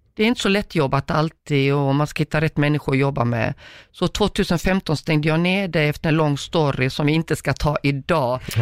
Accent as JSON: {"language": "Swedish", "country": "Croatia", "tie": "born or raised there", "also_born_or_lived": "Uganda", "moved": "yes", "lives_now": "Sweden", "said": "jag är född i Kroatien, mina gener där och allt vad det innebär. Och så kommer man till Sverige"}